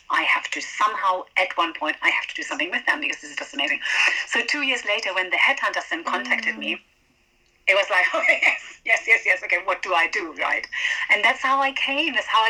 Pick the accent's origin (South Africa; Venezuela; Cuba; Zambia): Venezuela; moved away as an adult; now in United Kingdom; So I grew up in Venezuela, and then I came to the UK to study.